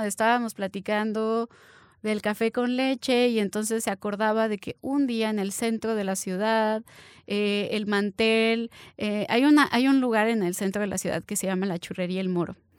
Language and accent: Spanish; Mexico